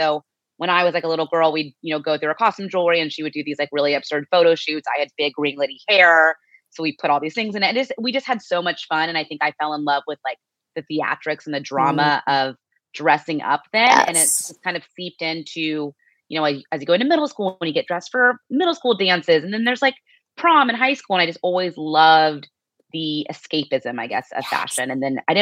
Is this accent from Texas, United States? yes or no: no; Phoenix, Arizona, United States; moved away as an adult; also born or lived in Bay Area, California / Scottsdale, Arizona; now in New York, United States; I always say I grew up in Phoenix, Arizona, which I did, but I actually was born in the Bay Area